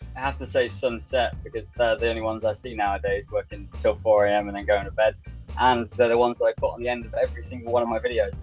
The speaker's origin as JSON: {"language": "English", "area": "Lincolnshire", "region": "East Midlands", "country": "United Kingdom", "said": "I'm from Lincolnshire, which is northeast of England uh, about three hours north of London"}